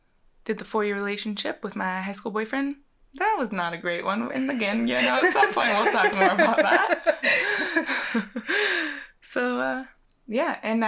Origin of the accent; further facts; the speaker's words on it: Austin, Texas, United States; I am 25. We are from Austin, Texas.